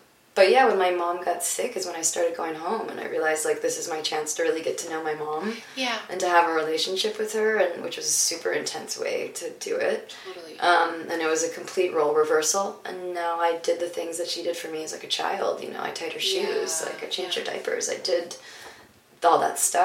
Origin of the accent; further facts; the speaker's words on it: Detroit, Michigan, United States; also born or lived in Tennessee; We moved to Tennessee. I was born in Detroit, and I moved to Tennessee, and then when we came back to Detroit